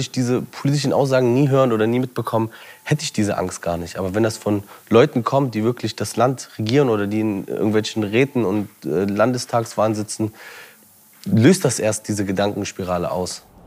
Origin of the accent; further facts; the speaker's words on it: Leipzig, Saxony, Germany; Leipzig ist äh, meine Heimat. Ich bin hier geboren, hier aufgewachsen.